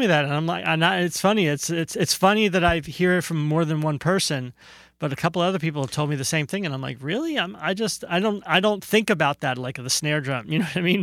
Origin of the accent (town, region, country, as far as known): New Jersey, United States; born or raised there; moved away as an adult; also born or lived in Brooklyn, New York; now in California, United States